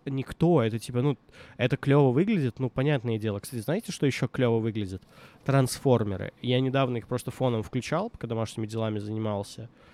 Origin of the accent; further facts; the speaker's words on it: Minsk, Belarus; moved away; also born or lived in Moscow; я вот рос в Минске на квартире на проспекте